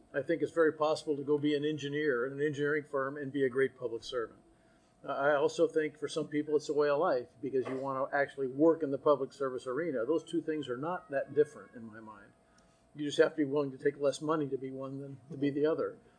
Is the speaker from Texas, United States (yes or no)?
yes; Austin, Texas, United States; now in College Station, United States; I'm from Austin, it's my hometown. I went to high school there